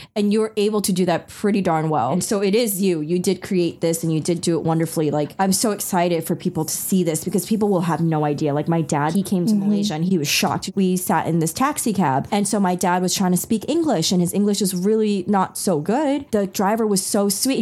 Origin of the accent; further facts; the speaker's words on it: New York, United States; first language Taiwanese Hokkien and Mandarin; English is a second language; I used to get picked on a lot in New York growing up in the schooling systems